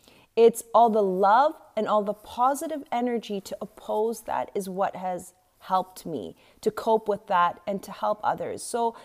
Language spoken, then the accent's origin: English; South Africa; also born or lived in West Africa; I mean, I grew up in West Africa, South Africa